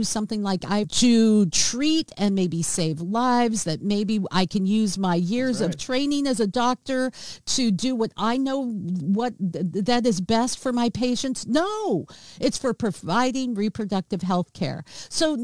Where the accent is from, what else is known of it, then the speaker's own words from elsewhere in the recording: Seattle, Washington, United States; my hometown of Seattle, Washington